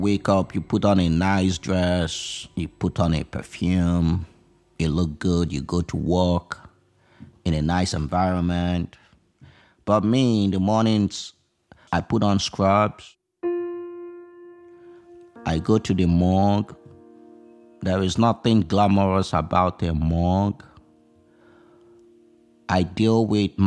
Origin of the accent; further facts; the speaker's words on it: Nigeria; now in United States; I did not grow up in the United States of America. I grew up in Nigeria